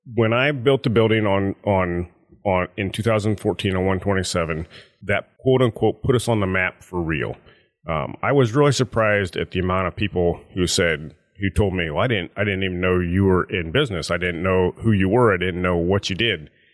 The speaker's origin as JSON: {"language": "English", "area": "Paulding County", "region": "Ohio", "country": "United States", "tie": "born or raised there", "said": "So, I was born and raised in Paulding County. I grew up, uh, south of Junction on a dairy farm"}